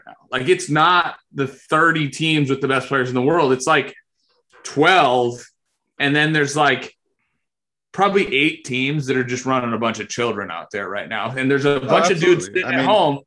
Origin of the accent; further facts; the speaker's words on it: Italy; moved away; I had to grow up in Italy